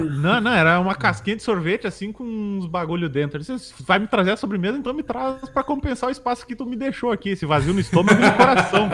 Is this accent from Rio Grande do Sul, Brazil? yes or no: yes; Caxias do Sul, Rio Grande do Sul, Brazil; moved away as an adult; now in Porto Alegre, Brazil; Eu sou natural de Caxias, né? Que é ali na Serra.